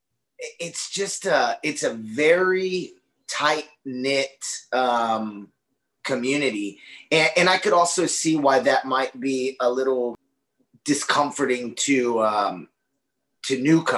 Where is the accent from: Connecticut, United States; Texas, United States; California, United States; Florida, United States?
Texas, United States; Austin; I'm from Austin, Texas, which is sister, brother, gender neutral cities of Portland